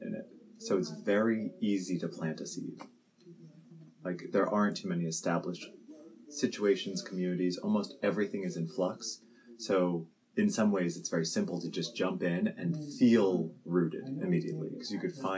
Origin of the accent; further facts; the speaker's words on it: near Princeton, New Jersey, United States; moved away as an adult; now in Brooklyn, United States; Grew up not too far from the city, but split evenly between New York and Philadelphia. So I'm from Central Jersey, right near Princeton